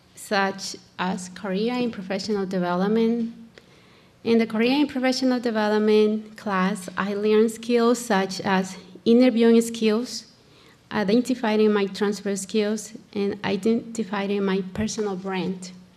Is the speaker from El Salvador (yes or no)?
yes; El Salvador; English is a second language; moved away as an adult; now in United States; I am from El Salvador. Living in the United States about uh, for about 20 years